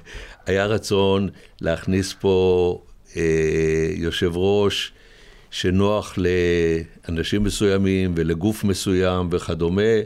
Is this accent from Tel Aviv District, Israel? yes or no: no; Ness Ziona, Central District, Israel; also born or lived in Rehovot; אני יליד נס ציונה